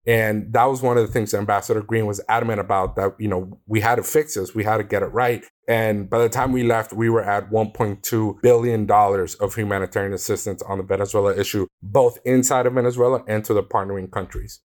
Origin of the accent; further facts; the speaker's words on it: Miami, Florida, United States; Being born and raised in Miami, Florida